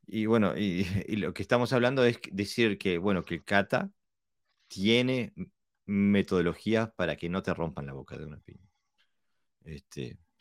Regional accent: Buenos Aires, Argentina; A mí de niño me pasó en Buenos Aires estar jugando, tenía yo qué sé, 10

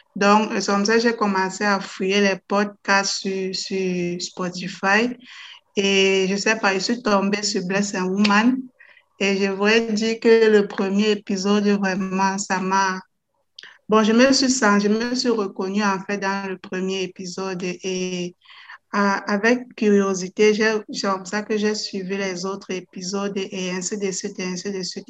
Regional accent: Cameroon; also born or lived in Netherlands; now in Belgium; je suis camerounaise

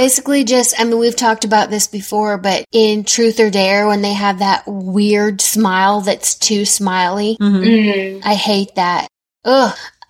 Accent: the South, United States; because I'm from the South

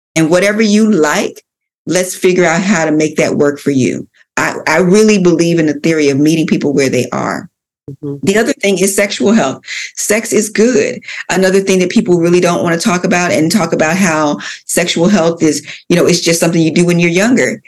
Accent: Philadelphia, Pennsylvania, United States; I grew up in Philadelphia. I'm a born and raised Philadelphia girl

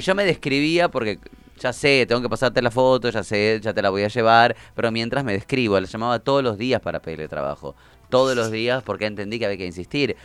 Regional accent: Argentina

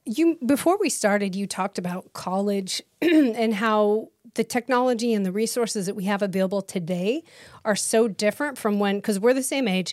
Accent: Idaho, United States; moved away as an adult; also born or lived in Utah / Los Angeles, California; now in Texas, United States; I grew up in Idaho

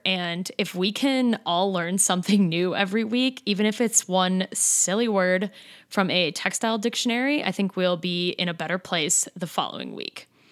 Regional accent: Madison, Wisconsin, United States; our home state and basically in my hometown.

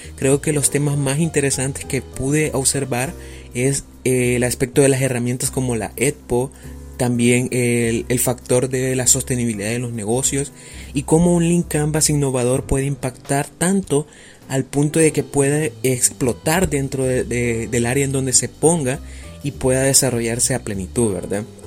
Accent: El Salvador; soy del país del Salvador

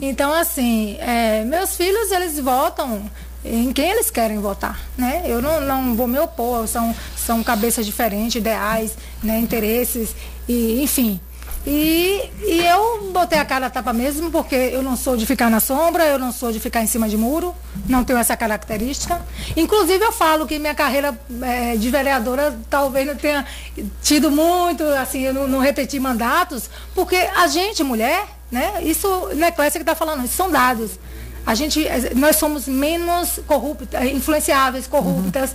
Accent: Riachão do Jacuípe, Bahia, Brazil; uma boa parte da minha infância foi na Rua do Motor

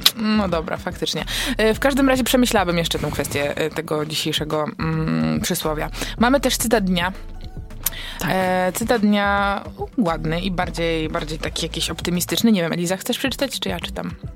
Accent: Wągrowiec, Greater Poland, Poland; jestem z Wągrowca

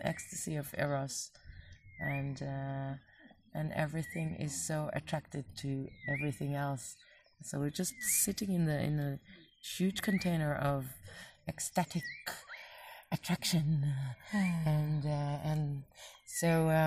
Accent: Israel; I'm an Israeli, not just because I was born in Israel to a Jewish family

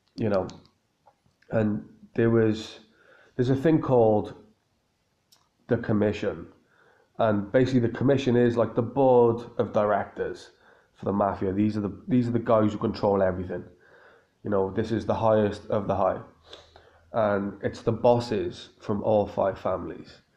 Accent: Cardiff, Wales, United Kingdom; in Cardiff here in my hometown

